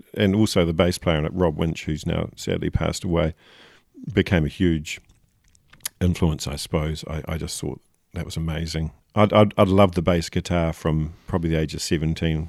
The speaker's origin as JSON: {"language": "English", "region": "Nelson", "country": "New Zealand", "tie": "born or raised there", "said": "growing up in Nelson"}